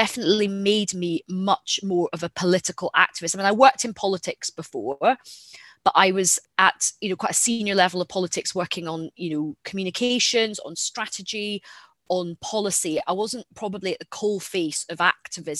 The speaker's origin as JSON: {"language": "English", "town": "Glasgow", "region": "Scotland", "country": "United Kingdom", "said": "I'm a Glaswegian."}